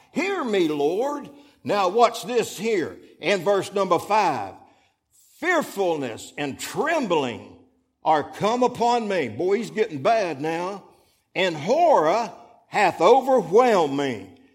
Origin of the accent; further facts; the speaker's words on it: Florida, United States; moved away as an adult; also born or lived in Fort Pierce, Florida; now in Alabama, United States; we was born and raised in Florida